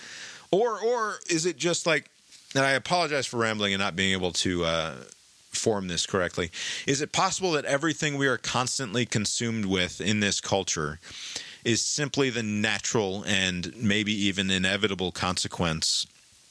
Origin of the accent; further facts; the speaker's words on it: United States; overbearing pride in being an American